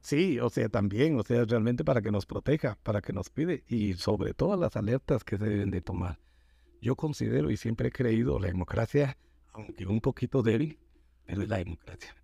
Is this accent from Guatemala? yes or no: yes; Guatemala; todos somos guatemaltecos.